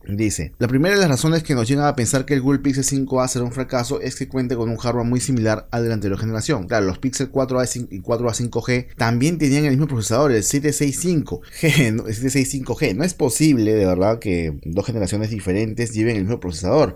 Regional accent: Peru; en mi país, Perú

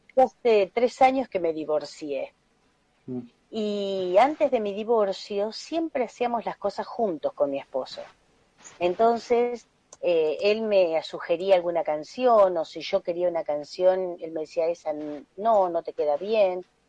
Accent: Cañuelas, Buenos Aires Province, Argentina; la primera presidenta de la Asociación Belgraniana en mi pueblo, que es Cañuelas.

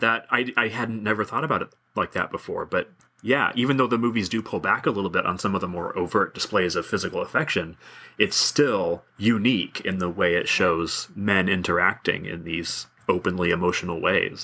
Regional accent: United States; I'm American white male

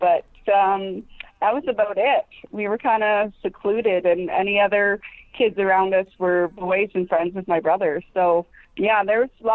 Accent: Harmony, Ontario, Canada; I grew up in Harmony, which is just south of Stratford.

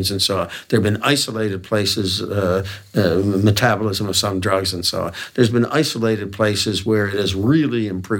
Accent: Hamilton, Ontario, Canada; McMaster University in my hometown of Hamilton

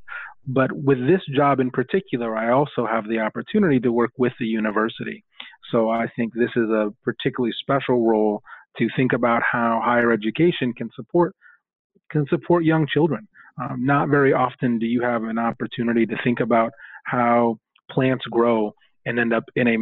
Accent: Portland, Oregon, United States; now in New York City, United States; I'm originally from Portland, Oregon, and was a product of public school up and through my middle school years

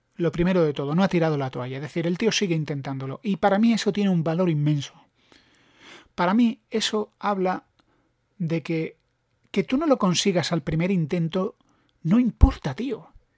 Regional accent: Granada, Andalusia, Spain; yo soy de Granada

